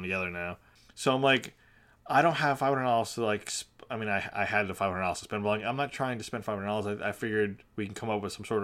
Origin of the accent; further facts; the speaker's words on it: Long Island, New York, United States; I come from Long Island